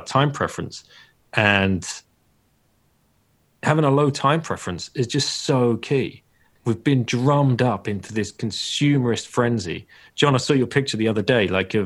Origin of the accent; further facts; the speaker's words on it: United Kingdom; moved away as an adult; as a Brit, but I, you know, I've not lived in a country for almost 20 years now